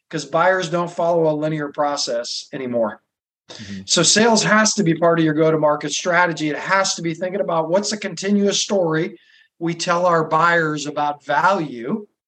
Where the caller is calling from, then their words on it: Boston, Massachusetts, United States; In Boston. I moved here like 20 years ago, and sometimes the spring, early summer is beautiful